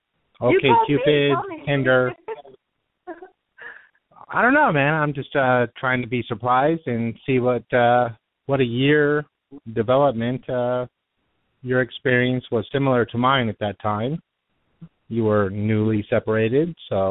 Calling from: Los Angeles, California, United States; I'm calling from Studio City. I am 42 years young.

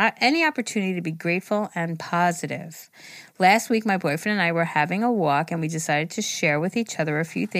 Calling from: Italy; I am from Italy.

